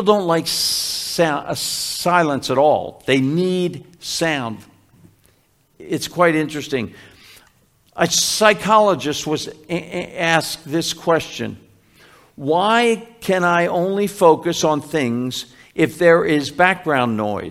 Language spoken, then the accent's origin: English; Philadelphia, Pennsylvania, United States; when I was growing up in Philly, where we first lived in Philly